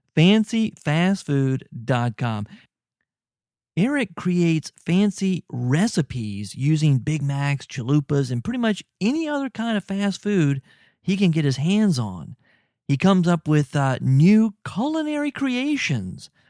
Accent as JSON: {"language": "English", "town": "New Orleans", "region": "Louisiana", "country": "United States", "said": "I'm from New Orleans, or at least the New Orleans area"}